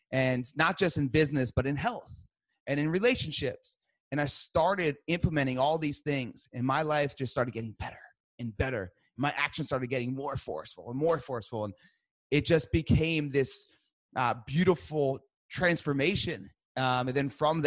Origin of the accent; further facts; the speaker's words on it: New Jersey, United States; I'm from Jersey. I'm Italian.